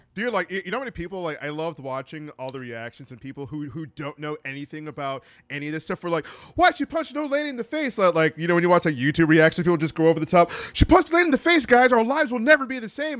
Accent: Florida, United States; growing up in Florida

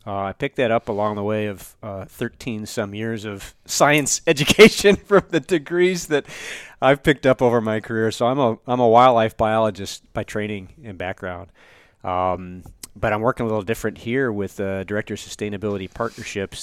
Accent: Northeast Ohio, United States; now in Michigan, United States; originally, I was born and raised in Northeast Ohio

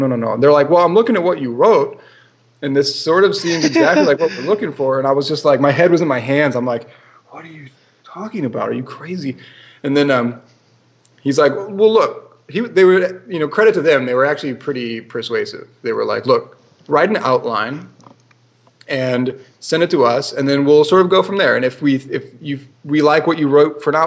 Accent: Midwest, United States; moved away as an adult; also born or lived in California / Singapore; growing up in the Midwest

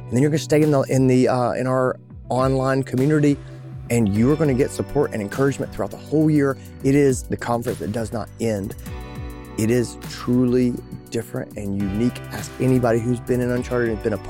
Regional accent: Greenville, South Carolina, United States; my hometown in Greenville, South Carolina

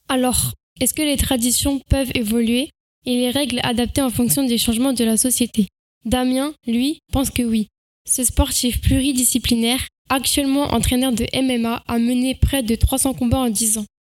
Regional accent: France; je suis française

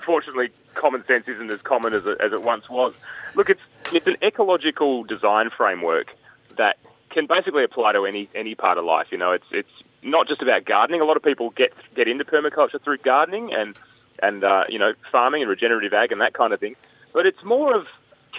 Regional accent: Northern Territory, Australia; I was born in the Northern Territory in 1983 to an American mother who ran away from the Cold War

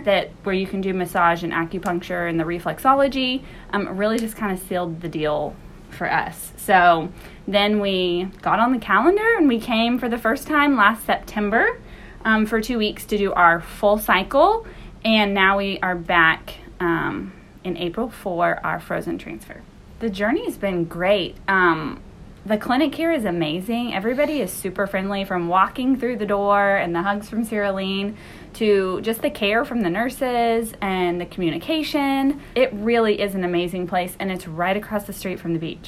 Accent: Oklahoma, United States; we are from Oklahoma

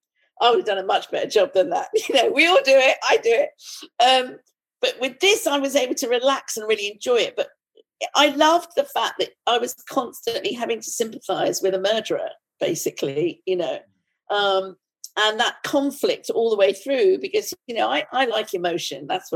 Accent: India; and as an Indian, I thought, oh, it's won a Booker Prize. Should I tell that story?

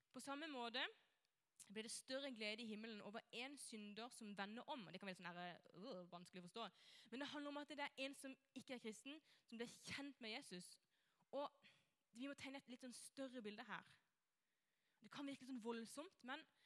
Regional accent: Norway; jeg er kristen, kommer fra Norge.

